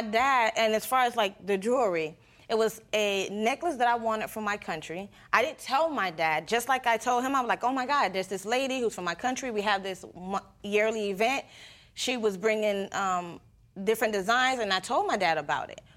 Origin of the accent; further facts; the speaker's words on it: Panama; first language Spanish; English is a second language; moved away; I'm not from here. My, I'm originally from Panama.